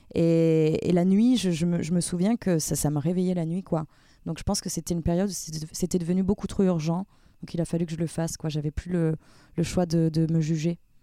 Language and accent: French; Avignon, Provence-Alpes-Côte d'Azur, France; first language French; now in Paris, France; je viens du sud